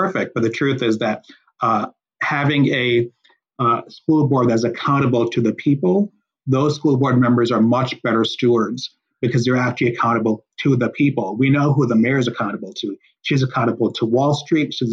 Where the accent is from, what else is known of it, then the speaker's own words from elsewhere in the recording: Chicago, Illinois, United States; I grew up in Chicago, in West Rogers Park, come from a working